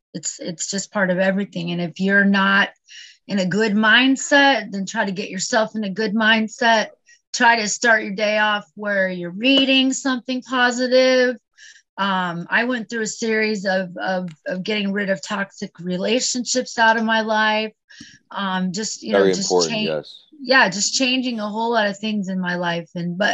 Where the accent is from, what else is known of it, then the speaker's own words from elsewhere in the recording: California, United States; I was born and raised in California, But I've lived in like 15 different states, including 3 states overseas. So I was a Navy brat